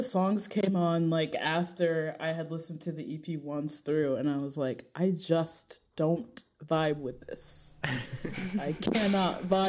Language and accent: English; Connecticut, United States; Connecticut. Which is like, yeah, I might as well just be these guys from Tokyo Police Club.